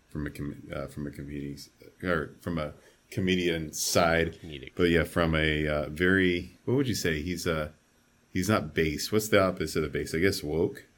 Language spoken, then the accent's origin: English; Arizona, United States; I'm from Arizona.